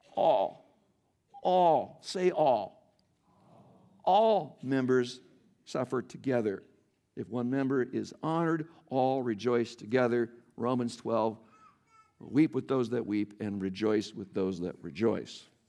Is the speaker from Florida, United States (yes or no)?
no; Iowa, United States; moved away; I'm born and raised in Iowa, though most of my life I have lived elsewhere